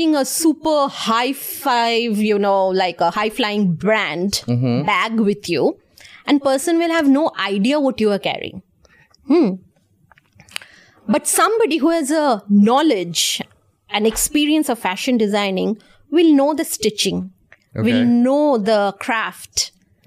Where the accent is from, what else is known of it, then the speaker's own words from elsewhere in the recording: India; I'm from India